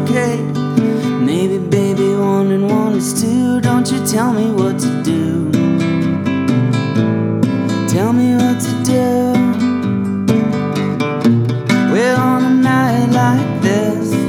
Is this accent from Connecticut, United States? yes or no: yes; Connecticut, United States; now in Vermont, United States; I grew up in Connecticut